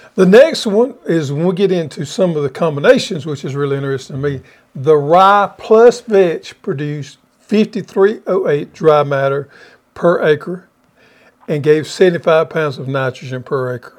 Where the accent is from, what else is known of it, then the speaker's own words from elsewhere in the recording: the South, United States; we was raised here in the South